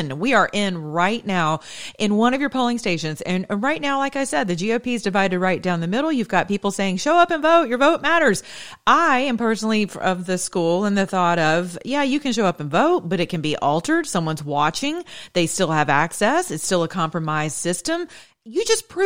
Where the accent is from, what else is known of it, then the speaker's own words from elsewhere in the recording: the South, United States; also born or lived in Georgia; I'm from the South